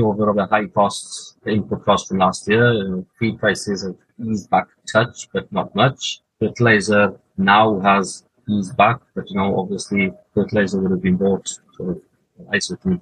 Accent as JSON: {"language": "English", "area": "Carmarthenshire", "region": "Wales", "country": "United Kingdom", "tie": "born or raised there", "said": "Carmarthenshire is that's home, really, for us"}